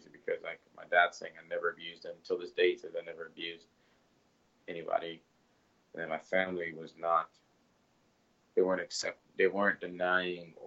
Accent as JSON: {"language": "English", "town": "Plano", "region": "Texas", "country": "United States", "tie": "born or raised there", "also_born_or_lived": "Congo", "said": "I grew up in Plano, Texas, very different from the Congo"}